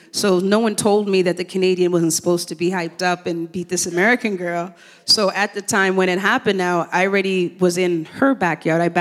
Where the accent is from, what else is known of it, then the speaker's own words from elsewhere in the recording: Jamaica; moved away; because the Olympics was around when I came from Jamaica in 1976, and I, I, fell in love with the Olympics.